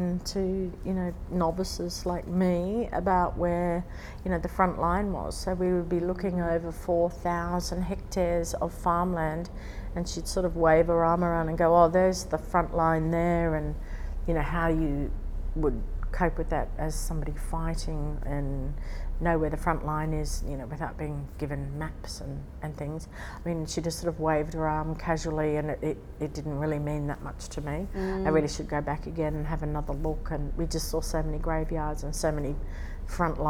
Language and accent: English; Brisbane, Queensland, Australia; I'm from Brisbane